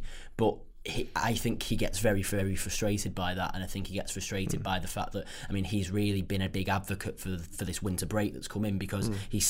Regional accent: England, United Kingdom; we as English football fans

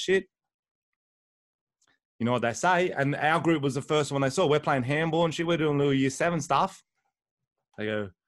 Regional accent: Wollongong, New South Wales, Australia; We had a lot of WOGs growing up in Wollongong

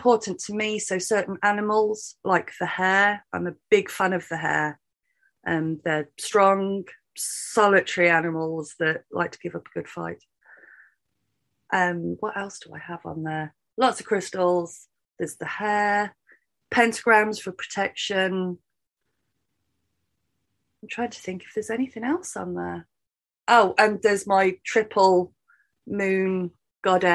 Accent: United Kingdom; being British

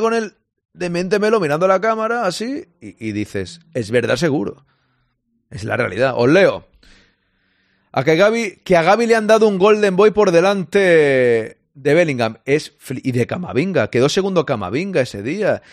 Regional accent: Catalonia, Spain; now in Barcelona, Spain; yo soy catalán, que yo vivo en Barcelona

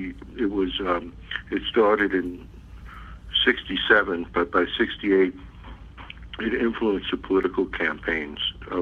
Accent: New York City, New York, United States; I grew up in the Bronx.

